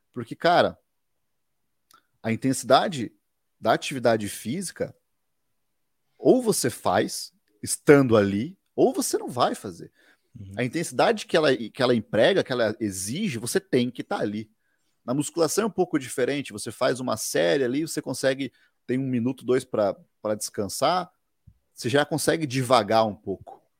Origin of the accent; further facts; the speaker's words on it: Guarapuava, Paraná, Brazil; born there; nasci aqui é, em Guarapuava, Paraná.